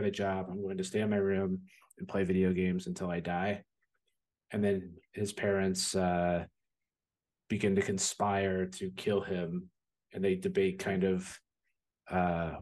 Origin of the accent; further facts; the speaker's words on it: New Jersey, United States; now in Chicago, United States; I grew up in New Jersey